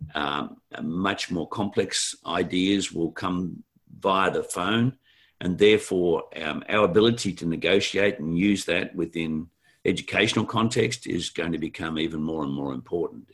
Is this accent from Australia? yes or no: yes; Australia; being Australian working the globe